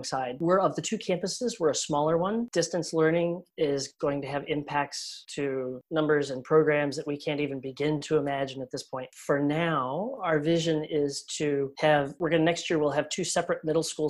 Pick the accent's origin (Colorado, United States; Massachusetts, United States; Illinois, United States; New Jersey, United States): Colorado, United States; moved away; I grew up in Colorado, about 25, 30 minutes from Spark Fun.